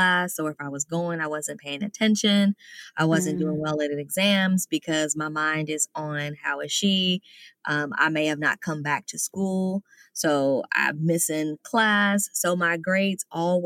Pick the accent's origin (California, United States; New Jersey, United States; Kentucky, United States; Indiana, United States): Kentucky, United States; Louisville; now in Miami, United States; I am originally from Louisville, Kentucky in the United States, but I relocated and I now live in Miami, Florida